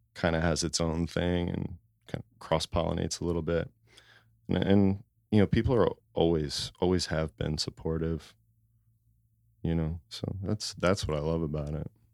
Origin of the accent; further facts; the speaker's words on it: Norristown, Pennsylvania, United States; moved away as an adult; now in Philadelphia, United States; I grew up in Norristown